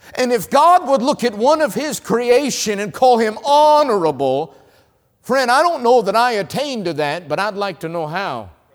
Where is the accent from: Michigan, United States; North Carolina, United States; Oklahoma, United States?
North Carolina, United States; I'm from North Carolina